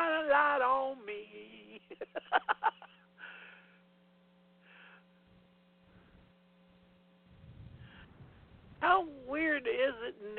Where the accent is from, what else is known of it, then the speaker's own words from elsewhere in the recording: the South, United States; I come from the South